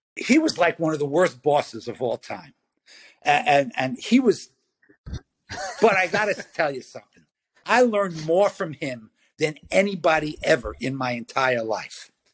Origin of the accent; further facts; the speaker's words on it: New York City, New York, United States; I grew up in Brooklyn